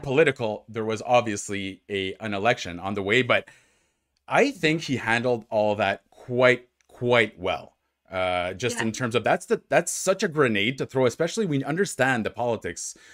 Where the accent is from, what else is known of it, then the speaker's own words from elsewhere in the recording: Ottawa, Ontario, Canada; moved away; I'm from Ottawa, so uh, which is obviously in Ontario